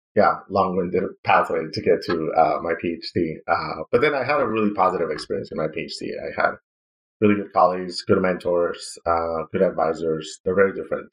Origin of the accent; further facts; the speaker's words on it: Ciudad Juárez, Chihuahua, Mexico; moved away as an adult; also born or lived in El Paso, Texas / Seattle, Washington / Arizona; from my hometown in Ciudad Juarez